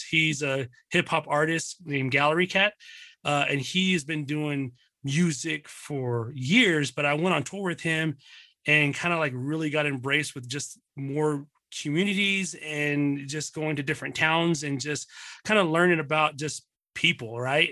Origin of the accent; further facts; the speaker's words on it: Dallas, Texas, United States; also born or lived in Pleasant Grove, Texas / Mesquite, Texas; born and raised in, uh, born and raised in Dallas, Texas